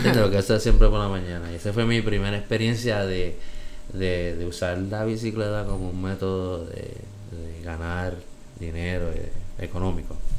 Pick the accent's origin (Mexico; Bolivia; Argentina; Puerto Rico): Puerto Rico; Bayamón; moved away as an adult; also born or lived in New York, United States / Aguadilla, Puerto Rico; Soy boricua